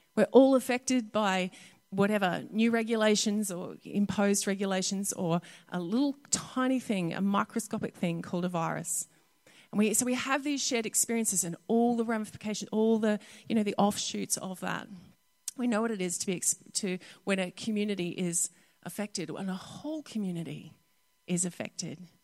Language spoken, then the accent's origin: English; North Queensland, Australia; Growing up in North Queensland